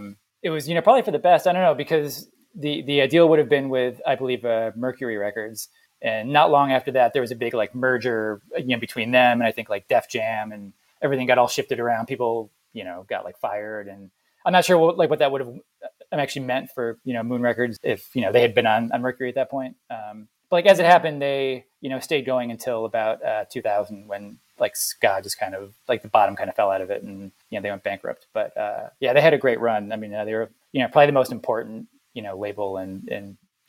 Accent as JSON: {"language": "English", "country": "Jamaica"}